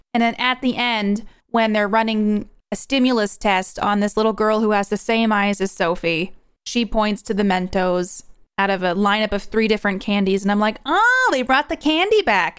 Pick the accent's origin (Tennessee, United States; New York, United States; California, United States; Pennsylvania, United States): New York, United States; now in Idaho, United States; I'm originally from New York and I live in Idaho now